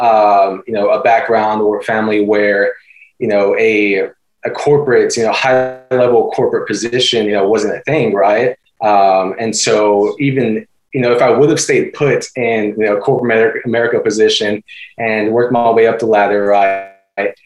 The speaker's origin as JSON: {"language": "English", "town": "Austin", "region": "Texas", "country": "United States", "tie": "born or raised there", "also_born_or_lived": "Houston, Texas", "moved": "as an adult", "lives_now": "San Antonio, United States", "said": "I'm 25 currently, born and raised in Austin, Texas"}